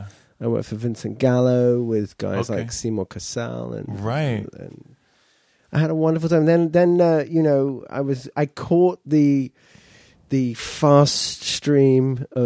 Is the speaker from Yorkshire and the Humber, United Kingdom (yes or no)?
no; London, United Kingdom; moved away as an adult; now in United States; I'm a nice Jewish boy from Northwest London.